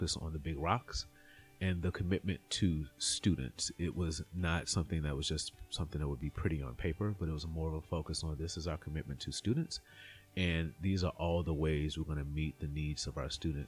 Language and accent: English; Terry, Mississippi, United States; moved away; I grew up in a small town outside of Jackson, Mississippi, Terry, Mississippi.